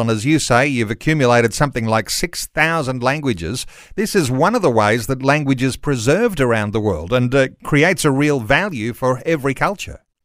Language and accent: English; Australia; as English speaking Aussies